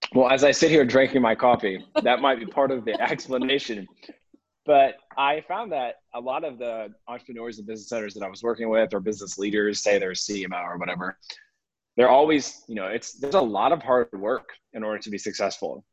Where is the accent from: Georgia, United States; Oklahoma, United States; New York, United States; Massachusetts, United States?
Georgia, United States; Atlanta; I grew up in the Atlanta area, um, kind of in the suburbs of Atlanta